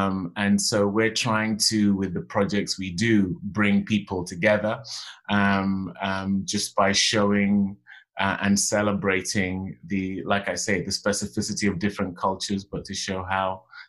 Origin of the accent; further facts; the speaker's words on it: Western Nigeria, Nigeria; I'm from the Yoruba tribe in Nigeria, from Western Nigeria. It's funny, actually, because my mom was Igbo and my dad Yoruba. But, you know, and being from a traditional Nigerian family, you inherit your father's tribe.